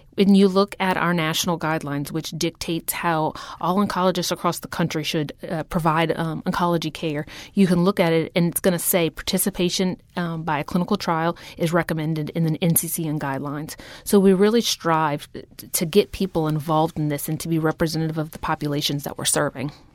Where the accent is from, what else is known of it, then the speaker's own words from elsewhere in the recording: Houma, Louisiana, United States; moved away as an adult; now in New Orleans, United States; I grew up in Houma, Louisiana. I came here for nursing school and haven't left since. I'm now transplanted in New Orleans.